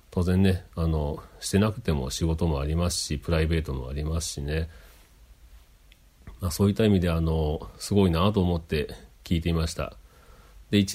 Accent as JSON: {"language": "Japanese", "region": "Kagawa", "country": "Japan", "tie": "born there", "also_born_or_lived": "Okayama", "said": "まあ、生まれは香川県うどん県ですけどもで、まあ、あちこち転々と引っ越ししまして"}